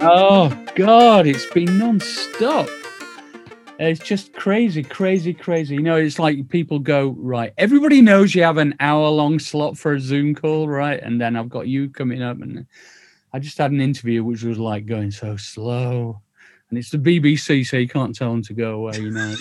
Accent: Sheffield, Yorkshire and the Humber, United Kingdom; I grew up in Sheffield

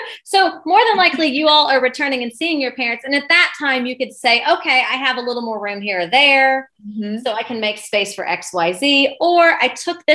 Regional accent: Ohio, United States; moved away as an adult; now in Lexington, United States; I'm from Ohio

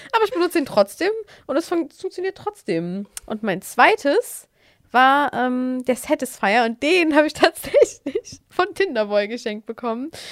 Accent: Netherlands; ich bin ja in Holland zur Schule gegangen

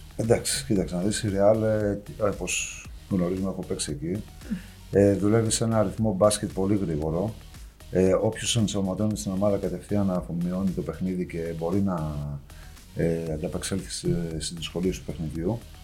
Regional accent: Karditsa, Thessaly, Greece; moved away

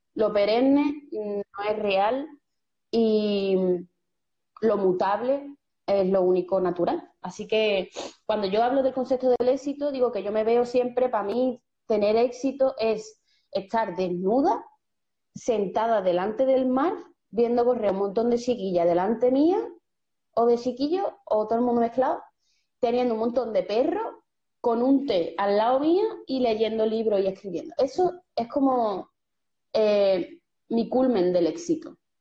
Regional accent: Seville, Andalusia, Spain; yo soy de Sevilla, nací en un barrio, como mucha gente sabe, periférico, en Torreblanca de los Caños

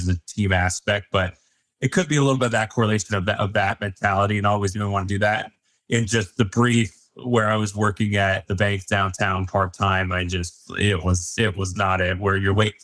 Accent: Highlands Ranch, Colorado, United States; growing up in Highland Ranch, you know, very well off area to an extent

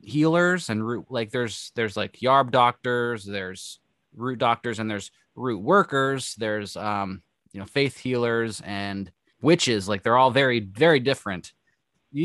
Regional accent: Northern Appalachia, United States; also born or lived in West Virginia / Pennsylvania; now in Southern New York, United States; I'm from Appalachia too, but I'm more from the north.

